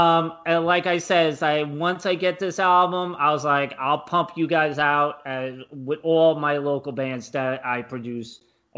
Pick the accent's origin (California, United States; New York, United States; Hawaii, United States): New York, United States; New York City; I grew up in Brooklyn